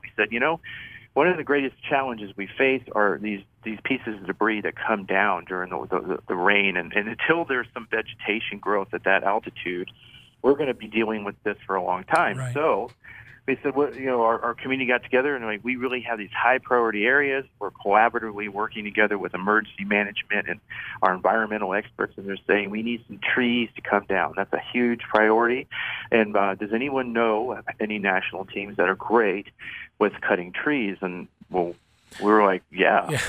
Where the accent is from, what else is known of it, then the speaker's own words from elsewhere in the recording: United States; moved away as an adult; now in Fort Collins, United States; I grew up on the East Coast outside of Washington D.C.